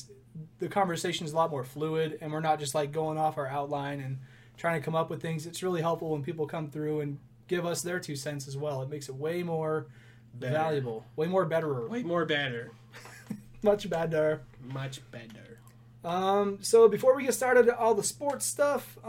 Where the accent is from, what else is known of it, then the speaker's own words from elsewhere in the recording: United States; I'm American